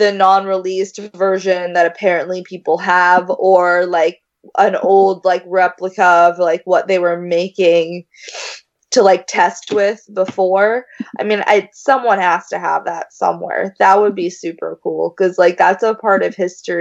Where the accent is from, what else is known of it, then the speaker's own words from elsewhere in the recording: Tokyo, Japan; moved away; I grew up in Tokyo